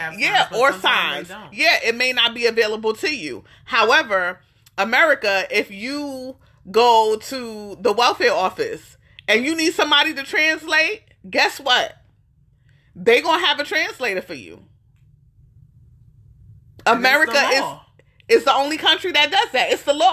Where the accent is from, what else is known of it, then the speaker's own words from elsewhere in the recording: New York, United States; moved away as an adult; now in Austin, United States; we grew up in New York